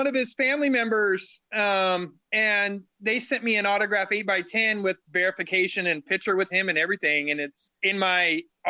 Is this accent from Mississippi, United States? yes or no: no; Aberdeen, Washington, United States; I'm from Aberdeen. So about 2.5 hours from Seattle.